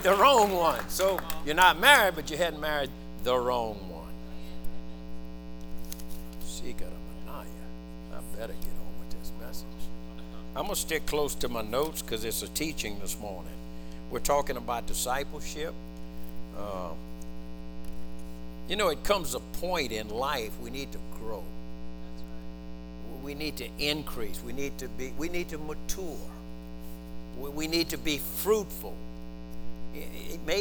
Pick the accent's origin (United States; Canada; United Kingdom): United States; we're still fragmented as Americans, as American Christians